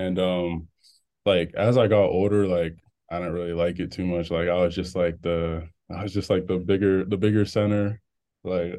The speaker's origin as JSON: {"language": "English", "region": "Maryland", "country": "United States", "said": "I'm from Maryland"}